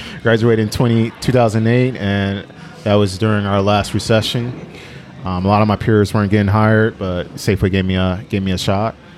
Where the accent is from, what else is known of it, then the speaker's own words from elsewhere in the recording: Oakland, California, United States; growing up in North Oakland off 47th